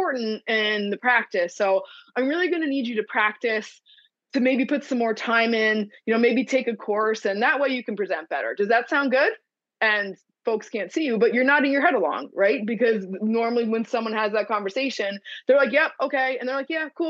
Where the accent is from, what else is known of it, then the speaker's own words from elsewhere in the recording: New Jersey, United States; I'm from New Jersey.